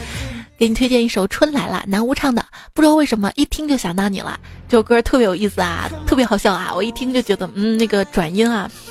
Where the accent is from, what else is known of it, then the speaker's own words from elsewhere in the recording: Hubei, China; 每次我听成了“爱与不爱间来碗热干面”，原谅我湖北人。